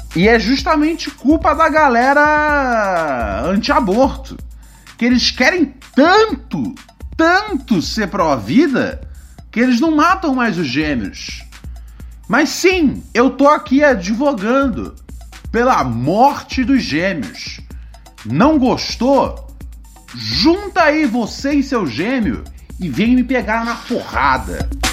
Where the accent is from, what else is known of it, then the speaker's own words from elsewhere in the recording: Rio de Janeiro, Brazil; moved away; eu sou precisamente do Morro do Adeus.